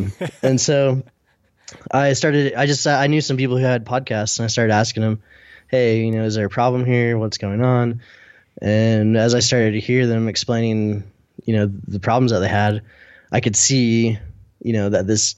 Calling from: Salt Lake City, Utah, United States; I'm in Salt Lake City, Utah.

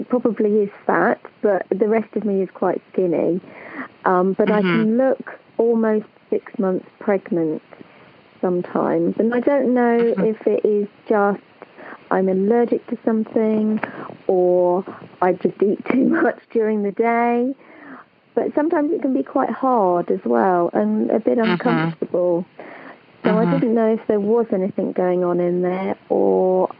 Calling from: England, United Kingdom; I'm calling from England, the UK.

